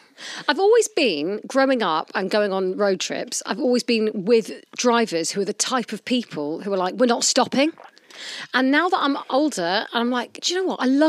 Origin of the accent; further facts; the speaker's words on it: Ealing, London, United Kingdom; I grew up in Ealing